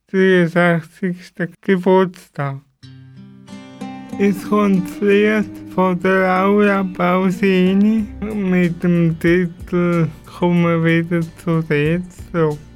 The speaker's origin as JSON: {"language": "German", "country": "Italy", "said": "Und ich bin halt Italiener."}